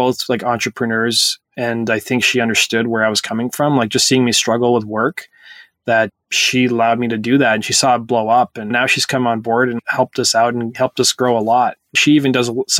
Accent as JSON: {"language": "English", "town": "Edson", "region": "Alberta", "country": "Canada", "tie": "born or raised there", "said": "when I grew up in Edson, the only girls I was surrounded by was Caucasian girls."}